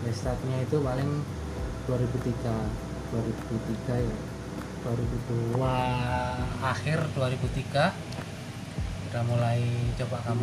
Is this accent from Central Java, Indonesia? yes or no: no; Tuban, East Java, Indonesia; now in Jakarta, Indonesia; saya itu aslinya dari kota Tuban